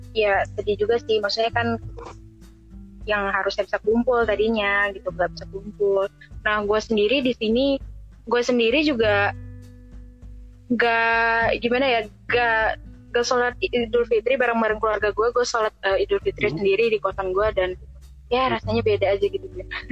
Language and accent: Indonesian; Medan, North Sumatra, Indonesia; moved away; gue dari Medan